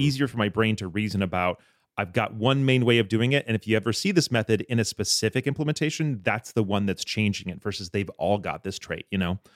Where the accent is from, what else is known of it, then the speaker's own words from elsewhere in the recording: Michigan, United States; I grew up in Michigan